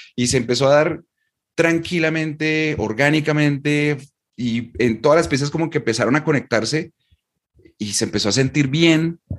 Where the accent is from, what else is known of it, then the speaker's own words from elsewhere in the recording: Colombia; yo vivo y soy de Colombia